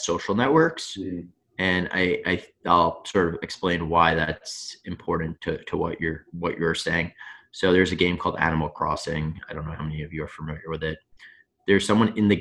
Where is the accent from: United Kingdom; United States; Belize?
United States; Long Island, New York; I'm from Long Island